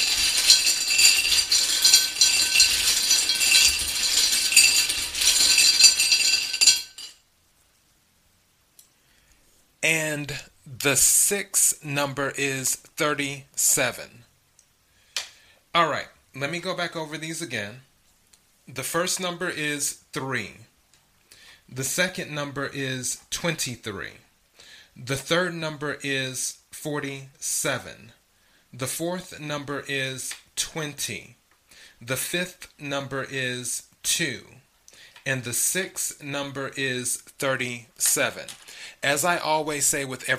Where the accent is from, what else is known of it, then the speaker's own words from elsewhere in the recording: South Carolina, United States; moved away; I'm originally from South Carolina